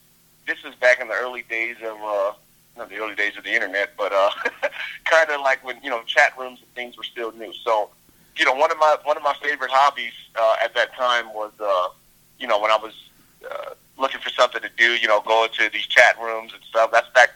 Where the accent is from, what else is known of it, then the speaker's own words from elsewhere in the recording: Southern United States, United States; You know, I'm from the South. So that was a big thing, rims and speakers.